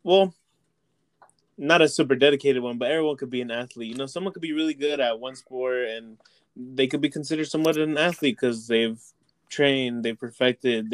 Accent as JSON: {"language": "English", "town": "Long Beach", "region": "California", "country": "United States", "tie": "born or raised there", "also_born_or_lived": "Moreno Valley", "said": "I grew up in Long Beach"}